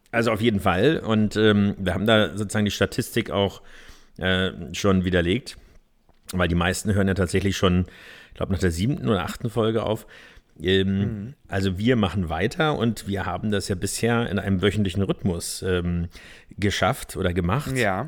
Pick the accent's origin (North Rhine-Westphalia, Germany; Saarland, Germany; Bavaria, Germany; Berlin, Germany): Berlin, Germany; Ich bin zwar im Norden, in Pankow geboren